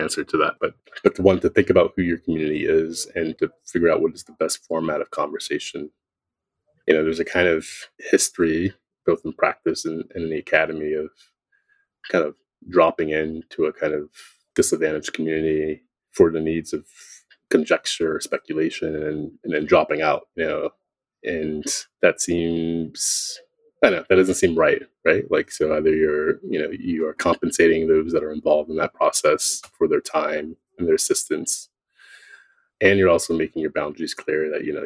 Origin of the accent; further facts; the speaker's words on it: Philadelphia, Pennsylvania, United States; I grew up in Philadelphia in the kind of cultural consciousness of the city.